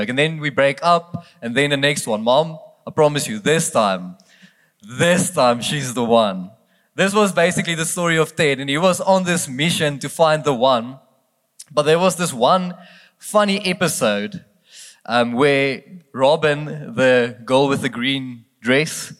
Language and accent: English; South Africa; accent: Afrikaans; first language Afrikaans; English is a second language; I'm not English. I'm very, very Afrikaans, so I'm already asking for excuses if I don't speak properly English tonight